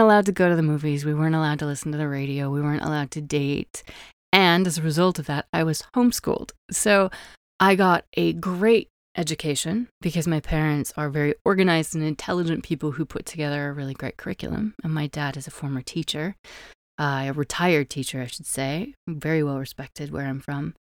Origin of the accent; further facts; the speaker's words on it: Wyoming, United States; I grew up in Wyoming, the least populated state in the United States